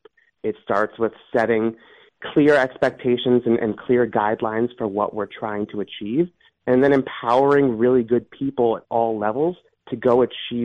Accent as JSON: {"language": "English", "town": "Cleveland", "region": "Ohio", "country": "United States", "tie": "born or raised there", "said": "I grew up in Cleveland in the mid-90s"}